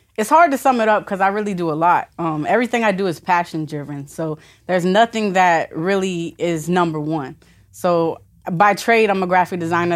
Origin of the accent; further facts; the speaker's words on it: Vero Beach, Florida, United States; moved away; also born or lived in Orlando / California / North Carolina / Virginia; Originally from Vero Beach, um, but I've traveled all over the country.